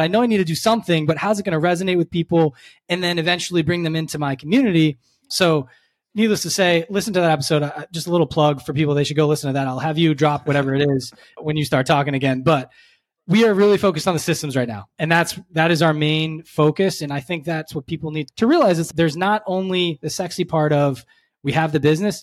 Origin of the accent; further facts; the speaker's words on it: Cape Cod, Massachusetts, United States; now in Philadelphia, United States; Grew up in Cape Cod, Massachusetts.